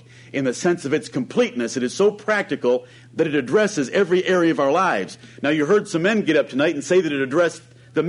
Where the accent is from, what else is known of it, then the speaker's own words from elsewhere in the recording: Ann Arbor, Michigan, United States; I grew up around Ann Arbor, Michigan, one of the most liberal cities in our country.